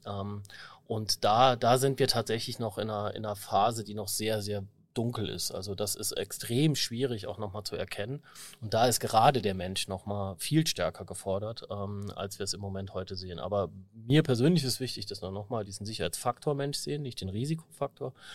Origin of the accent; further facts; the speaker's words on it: Saarbrücken, Saarland, Germany; ich bin auch Saarbrücker